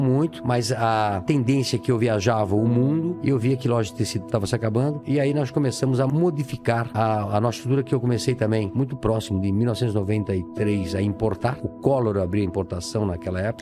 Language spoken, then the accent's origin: Portuguese; Brusque, Santa Catarina, Brazil; Eu nasci em Brusque, Santa Catarina, uma casa de madeira